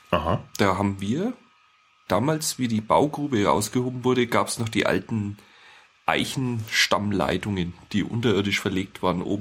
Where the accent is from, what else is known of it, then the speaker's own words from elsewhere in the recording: Leinburg, Bavaria, Germany; also wir sind ja beide in Diebersdorf und Leimburg aufgewachsen. Äh, du in Diebersdorf, ich in Leimburg.